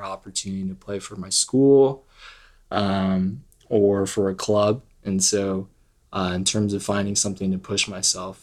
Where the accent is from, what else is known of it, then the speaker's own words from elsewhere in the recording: Potomac, Maryland, United States; moved away as an adult; now in Texas, United States; I was born in Potomac, Maryland, grew up there, and then came down to Texas to go to Baylor University. Been in Texas since